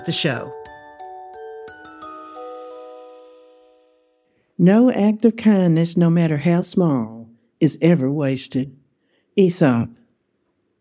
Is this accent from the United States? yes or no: yes; Alabama, United States; I answered Alabama.